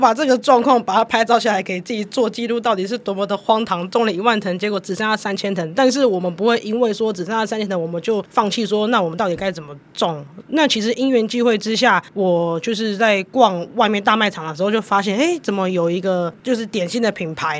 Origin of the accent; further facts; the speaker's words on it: Jinshan, New Taipei, Taiwan; 然后再把真的业界上面的经验带回到我们金山